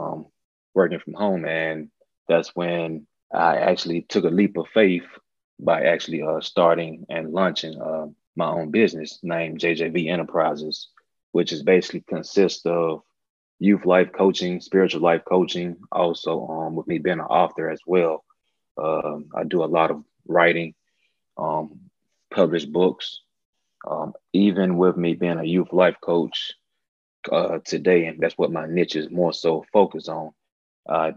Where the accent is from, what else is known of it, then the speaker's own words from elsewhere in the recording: Montgomery, Alabama, United States; moved away as an adult; also born or lived in Auburn, Alabama; now in Atlanta, United States; I'm originally from Montgomery, Alabama. Born and raised, went to school, high school, middle school, actually did K through 12 in Montgomery